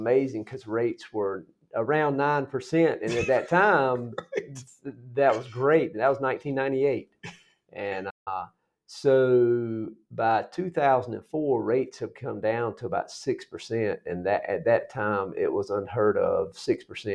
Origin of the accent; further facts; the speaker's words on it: Sanford, North Carolina, United States; now in Johnston County, United States; I grew up in Sanford, which is south of Raleigh, south of Cary. Moved here in 1998